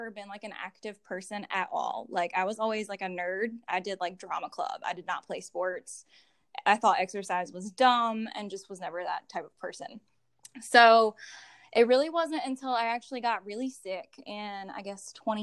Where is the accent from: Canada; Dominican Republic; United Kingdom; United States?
United States; Graham, North Carolina; also born or lived in Chapel Hill, North Carolina; I grew up in Graham, actually, like born and raised here, never known anything different